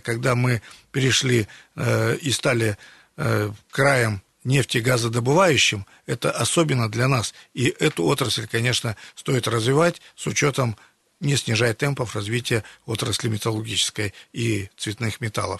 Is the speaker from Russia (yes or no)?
yes; Siberia, Russia; мы сибиряки